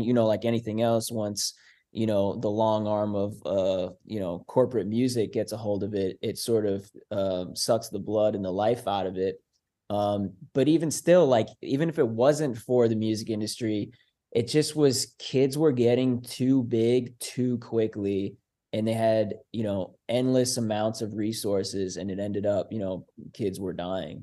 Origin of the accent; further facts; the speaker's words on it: Foxborough, Massachusetts, United States; now in Vermont, United States; being at the bus stop in my hometown of Foxborough, Massachusetts